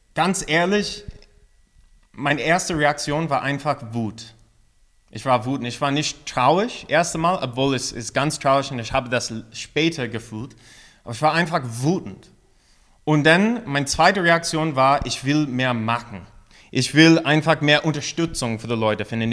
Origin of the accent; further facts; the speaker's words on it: United States; German is a second language; moved away as an adult; now in Mainz, Germany; als eine Amerikaner